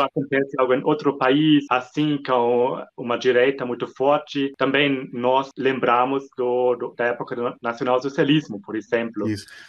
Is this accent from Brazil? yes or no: no; Germany; Portuguese is a second language; also born or lived in Munich; eu sou alemão, eu moro aqui em Munique, na Alemanha